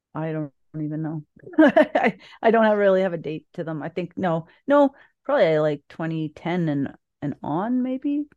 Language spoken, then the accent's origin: English; Niagara, Ontario, Canada; also born or lived in Thunder Bay, Ontario; I grew up in, uh, south of Niagara, well, in Niagara